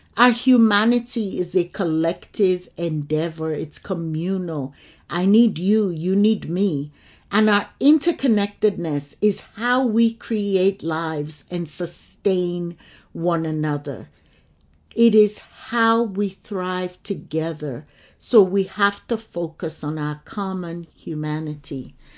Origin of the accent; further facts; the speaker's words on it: Lagos, Nigeria; I grew up in Lagos, Nigeria